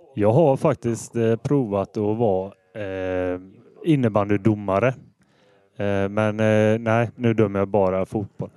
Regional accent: Hålanda, Västra Götaland, Sweden; Jag är född i eh, Hålanda, så eh, jag är från kommunen. Eh, norra Ale kommun. Och jag bor i Hålanda ännu.

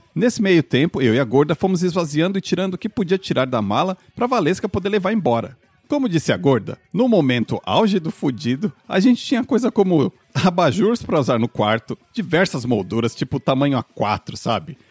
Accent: Brazil; moved away as an adult; a gente é brasileiro pobre, mas a gente é limpinho

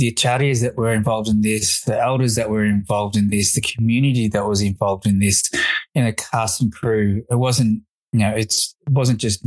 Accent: Australia; also born or lived in Fiji; I was born in Fiji, of Indian heritage, migrated to Australia in 1982

